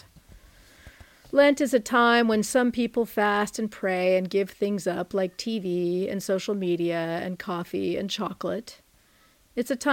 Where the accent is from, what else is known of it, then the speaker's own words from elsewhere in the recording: San Francisco Bay Area, California, United States; I grew up in the San Francisco Bay Area, and I currently live in the city of Oakland